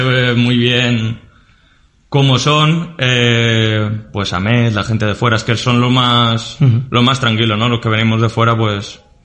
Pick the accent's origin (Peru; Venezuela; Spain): Spain; Burriana, Valencian Community; moved away as an adult; now in Cazalegas, Spain; empecé, en Burriana, en mi pueblo